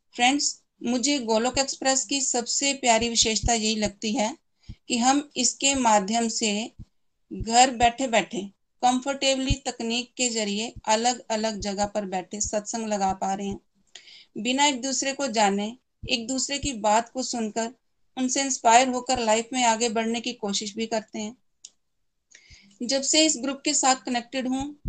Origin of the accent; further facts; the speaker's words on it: Chamba, Himachal Pradesh, India; चंबा से बिलोंग करती हूँ